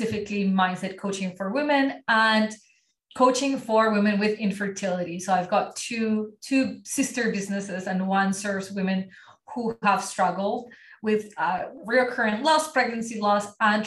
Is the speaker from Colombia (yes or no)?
yes; Colombia; first language Spanish; English is a second language; moved away as an adult; now in Ottawa, Canada; And I live in Ottawa, Canada, but I was born and raised in Colombia